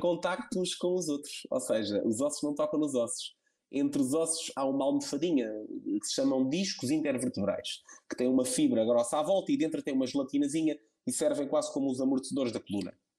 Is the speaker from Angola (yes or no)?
no; Setúbal, Portugal; moved away as an adult; now in São Brás de Alportel, Portugal; eu sou de Setúbal